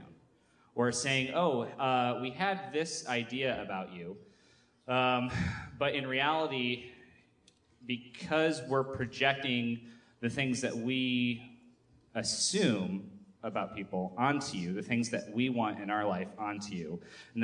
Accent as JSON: {"language": "English", "region": "Michigan", "country": "United States", "said": "I'm from Michigan"}